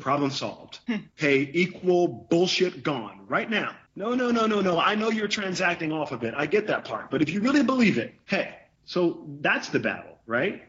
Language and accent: English; the South, United States; I'm from the South.